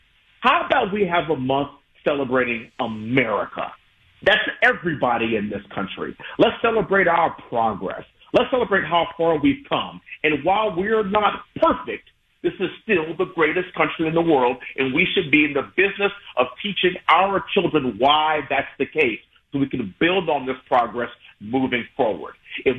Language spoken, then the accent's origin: English; United States; I'm an American first. I'm a husband. I'm a father. I'm a veteran. I'm a West Point graduate. I'm a congressman.